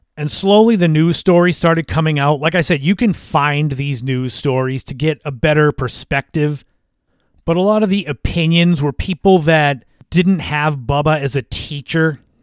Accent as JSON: {"language": "English", "area": "Cape Cod", "region": "Massachusetts", "country": "United States", "tie": "born or raised there", "said": "those from my hometown, those that are from Cape Cod, from the area"}